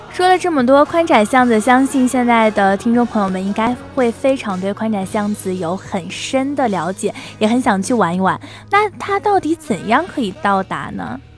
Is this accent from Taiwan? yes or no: no; Shanxi, China; now in Zhanjiang, China; 我的老家山西嘛